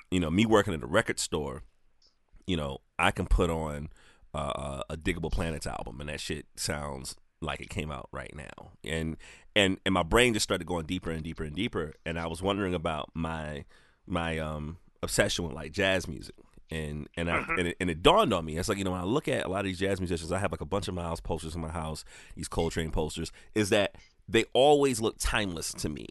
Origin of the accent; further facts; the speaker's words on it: the South, United States; now in South Carolina, United States; I'm from the South and and I'm in South Carolina